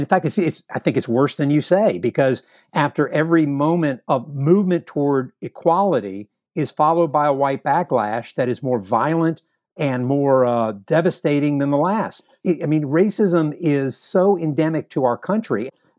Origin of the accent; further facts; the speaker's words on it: Virginia, United States; moved away as an adult; now in West Point, United States; My identity was no longer Southerner. It was no longer Virginian.